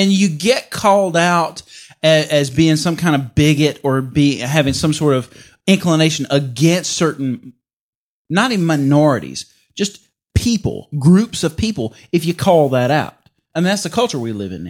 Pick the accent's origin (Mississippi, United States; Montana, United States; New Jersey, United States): Mississippi, United States; I'm from Mississippi.